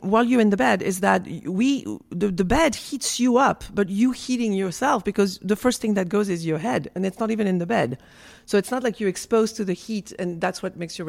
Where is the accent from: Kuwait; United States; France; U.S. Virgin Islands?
France; moved away; I'm from France